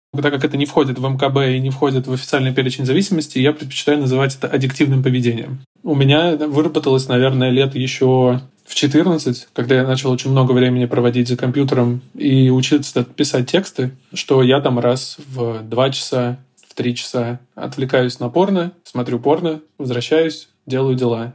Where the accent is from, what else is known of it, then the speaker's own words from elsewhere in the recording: Volzhsky, Volgograd Oblast, Russia; я вот из Волгоградской области, из Волжского